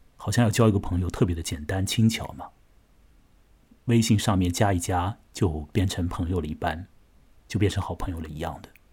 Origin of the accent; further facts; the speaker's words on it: China; 我们中国人